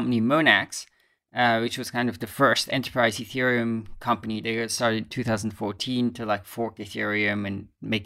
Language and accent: English; Basel, Basel-Stadt, Switzerland; moved away as an adult; I used to live in Basel, of course, until I was around 18 years. So it's my hometown